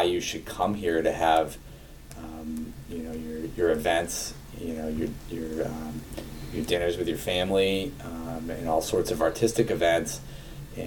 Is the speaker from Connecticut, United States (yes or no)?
no; Bolton, Massachusetts, United States; I grew up in Bolton.